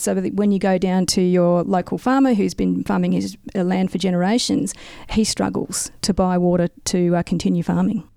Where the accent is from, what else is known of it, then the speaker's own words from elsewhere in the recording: South Australia, Australia; moved away as an adult; now in Mildura, Australia; I grew up in in South Australia, moved away and became a geologist